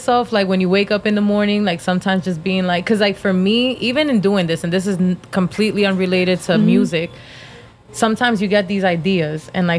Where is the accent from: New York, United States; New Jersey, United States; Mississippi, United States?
New Jersey, United States; now in Florida, United States; I'm from Jersey.